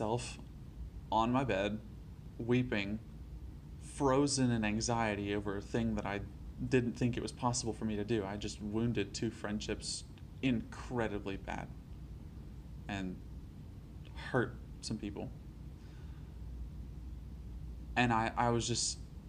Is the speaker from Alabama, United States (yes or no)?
yes; Alabama, United States; I grew up in Alabama all my life